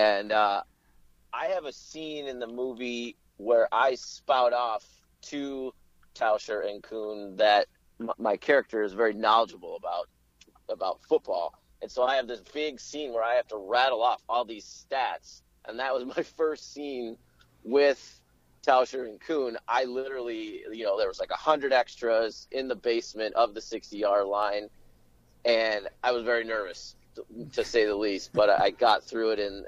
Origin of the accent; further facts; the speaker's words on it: Beloit, Wisconsin, United States; I'm originally from southern Wisconsin. I'm originally from Beloit, Wisconsin.